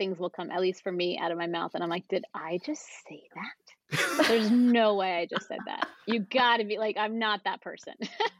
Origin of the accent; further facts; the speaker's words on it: New Jersey, United States; born there; also born or lived in Pennsylvania / New York / California; I was born in New Jersey and then moved to Pennsylvania and then New York and then California and then back to New York. So I've been all over.